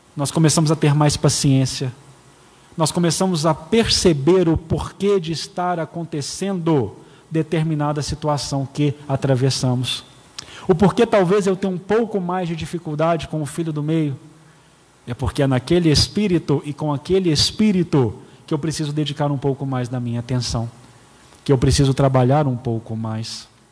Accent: Patos de Minas, Minas Gerais, Brazil; moved away; also born or lived in Belo Horizonte; Eu sou nascido em Belo Horizonte, porém não criado em Belo Horizonte. Sete meses de idade, eu fui para Patos de Minas, então eu sou patense

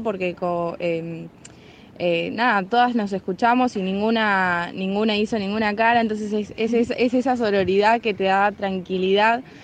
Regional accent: San Nicolás de los Arroyos, Buenos Aires Province, Argentina; soy de San Nicolás

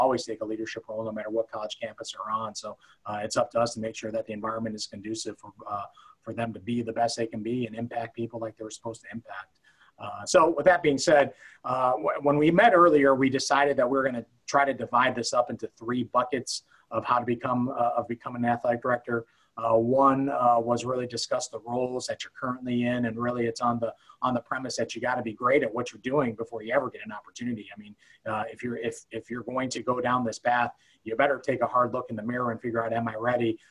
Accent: Cleveland, Ohio, United States; also born or lived in Youngstown, Ohio; I ended up being born in Youngstown, Ohio, raised in Cleveland

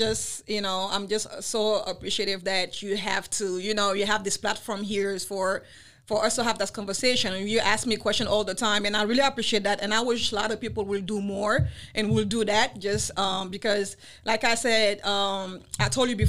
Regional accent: Paris, Île-de-France, France; first language Wolof; English is a second language; moved away as an adult; also born or lived in Senegal; now in United States; I'm from West Africa, Senegal, the west coast of Africa. But I was raised in Paris, France.

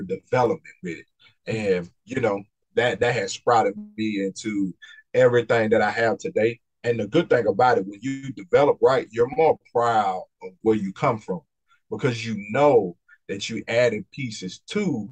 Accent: Mississippi, United States; being from Mississippi

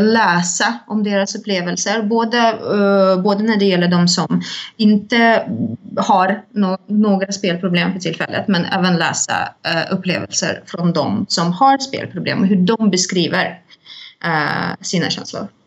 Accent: Saint Petersburg, Russia; now in Stockholm, Sweden; jag kommer ursprungligen från Ryssland, från Sankt Petersburg

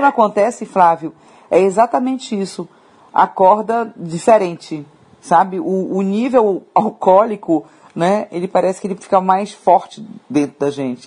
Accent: Pará, Brazil; moved away; eu sou paraense

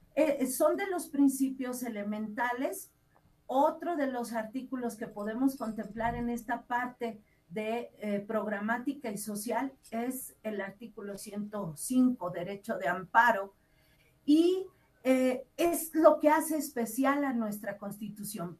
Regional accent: Mexico; nosotros como mexicanos

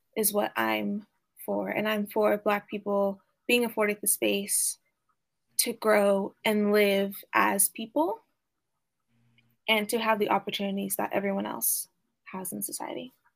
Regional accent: Oklahoma, United States; growing up in Oklahoma

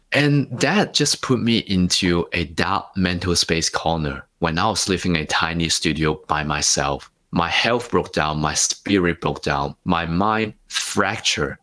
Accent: Hong Kong; moved away as an adult; also born or lived in Singapore; now in Sydney, Australia; I grew up in Hong Kong for the first 19 years

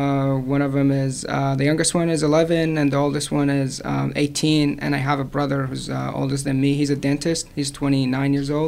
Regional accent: Iraq; now in United States; born and raised in Iraq. Moved to the United States in 2015.

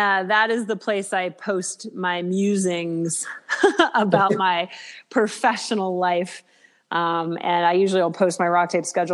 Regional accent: Alaska, United States; I am originally from Alaska.

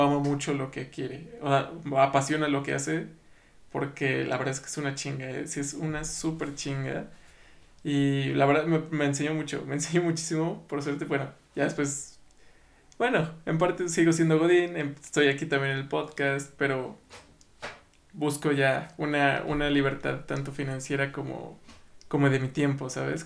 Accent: Mexico; nosotros como mexicanos

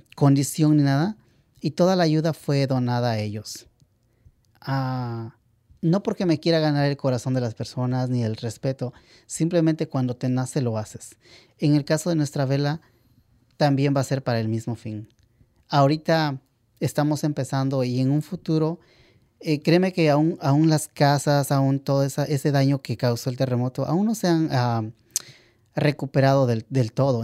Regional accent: Valley of Oaxaca, Mexico; now in Los Angeles, United States; yo soy ah, del Valle de Oaxaca, la región del Valle. Oaxaca está dividido en ocho regiones y yo soy del Valle.

